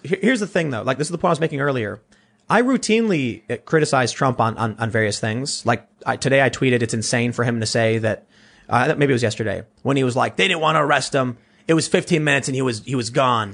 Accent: Chicago, Illinois, United States; moved away as an adult; now in South Jersey, United States; growing up in Chicago

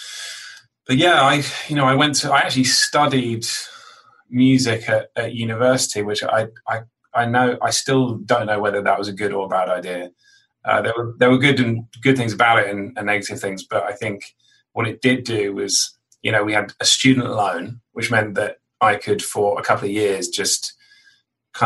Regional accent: London, United Kingdom; now in New York, United States; I grew up in London, sort of like on the out. I mean, actually, you say London or the countryside. It was kind of halfway between, you know, I was stuck in the middle of both, really, on the outskirts of London.

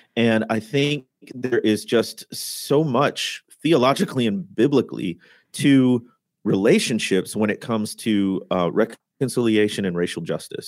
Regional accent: Midwest, United States; moved away as an adult; also born or lived in Mississippi Delta; I had been born and raised in the Midwest, but that's how I got down to the Deltas.

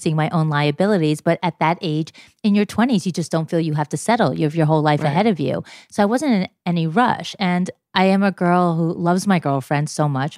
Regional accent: New York, United States; I am 47 years old and I'm from New York.

